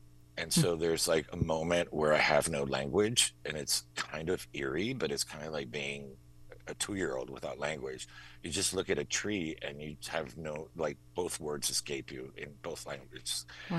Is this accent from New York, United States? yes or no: no; Miami, Florida, United States; moved away as an adult; also born or lived in Hartford, Connecticut; now in Maine, United States; we spoke Spanish in the household, and growing up in Miami, there's Spanish, everywhere, but it's also like kind of everyday colloquial Spanish.